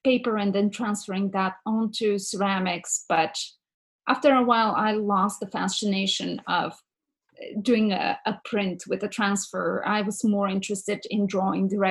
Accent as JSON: {"language": "English", "country": "Bulgaria", "second_language": "English", "moved": "as an adult", "lives_now": "United States", "said": "I'm originally from Bulgaria"}